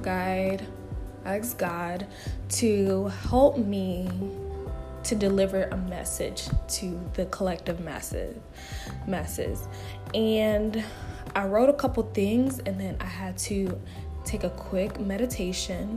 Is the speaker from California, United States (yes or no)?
no; Marietta, Georgia, United States; moved away as an adult; also born or lived in Atlanta, Georgia; now in Houston, United States; a city called Marietta, Georgia. And I've been living there for 21 years